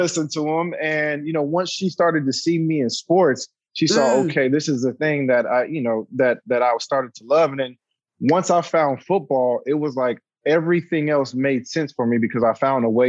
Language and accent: English; San Diego, California, United States; moved away as an adult; also born or lived in Inglewood, California; now in Los Angeles, United States; I'm from San Diego, born and raised, played high school there, high school football, grew up there